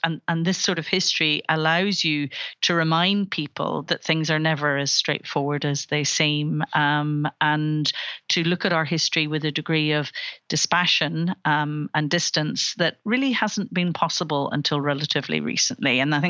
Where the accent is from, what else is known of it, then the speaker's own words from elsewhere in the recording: Belfast, Northern Ireland, United Kingdom; I grew up in Belfast